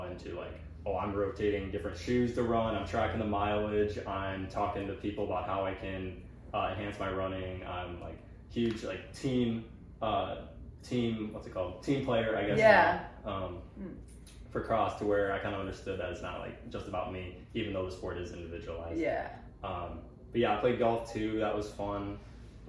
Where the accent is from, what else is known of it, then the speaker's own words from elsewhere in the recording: Illinois, United States; moved away as an adult; I'm from Illinois.